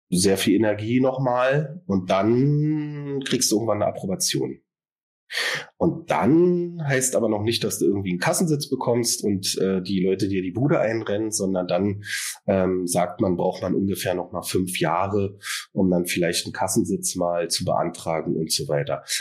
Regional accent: Berlin, Germany; born there; Ich bin äh, aus Berlin, also hier geboren und arbeite hier seit 2021 als Verhaltenstherapeut

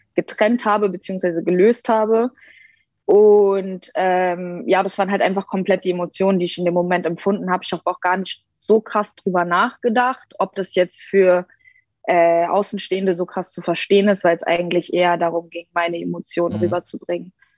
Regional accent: Berlin, Germany; ich bin aus Berlin. Ähm, ich bin mit drei hergezogen, also okay. ich äh, bezeichne mich selbst als Berlinerin

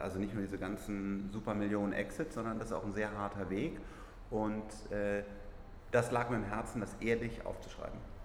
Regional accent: Germany; wir müssen als Deutsche

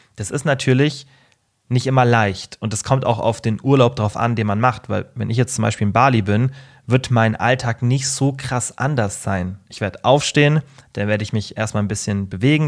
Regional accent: Germany; bei uns in Deutschland

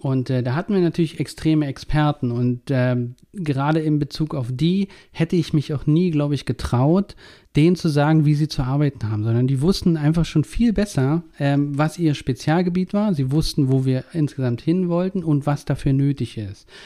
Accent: East Germany, Germany; now in Berlin, Germany; Ich bin in der DDR groß geworden

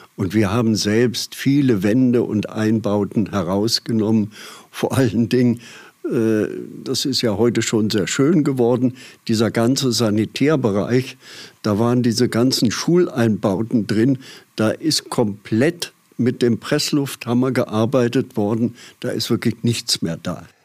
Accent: Aschaffenburg, Bavaria, Germany; now in Dieskau, Germany; deswegen bin ich gebürtiger Aschaffenburger

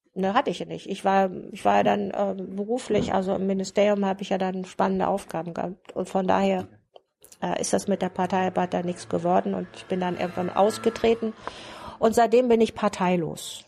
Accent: Germany; moved away as an adult; also born or lived in West Berlin; ich kam ja aus dem Bundesgebiet, ich hatte einen westdeutschen Pass

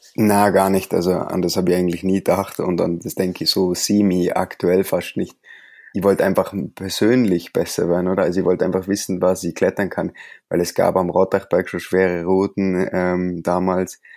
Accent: Allgäu, Bavaria, Germany; also born or lived in near Briançon, France; now in France; ich komme aus dem Allgäu

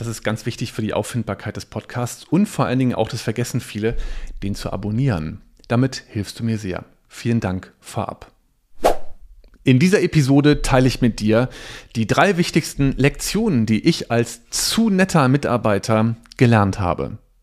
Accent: Cologne, North Rhine-Westphalia, Germany; ich komme ja aus Köln

